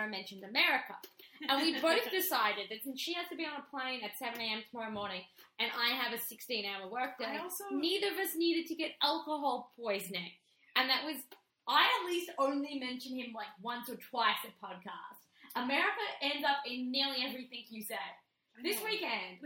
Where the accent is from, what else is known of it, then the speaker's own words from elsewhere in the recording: Australia; now in Canada; as both an Australian and someone who lives in Canada